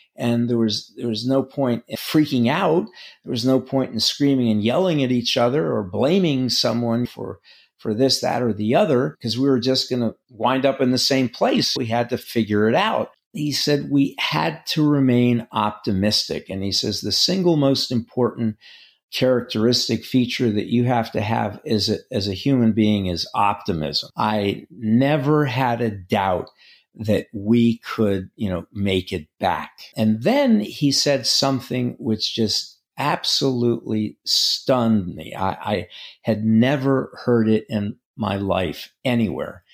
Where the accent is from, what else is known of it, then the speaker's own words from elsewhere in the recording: New York, United States; also born or lived in Greece; now in North Carolina, United States; I grew up in Manhattan